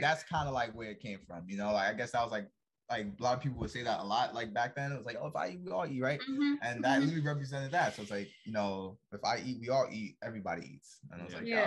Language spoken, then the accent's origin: English; New York, United States; moved away as an adult; now in Norfolk, United States; Born and raised in New York